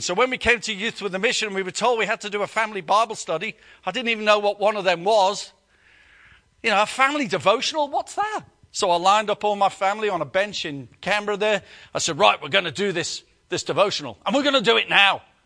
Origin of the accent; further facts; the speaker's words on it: United Kingdom; we're British